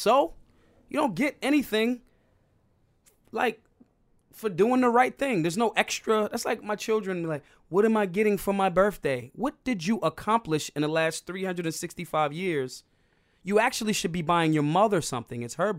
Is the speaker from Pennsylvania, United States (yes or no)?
yes; Philadelphia, Pennsylvania, United States; because, like, I'm from Philly. Like, you can't even hurt my feelings.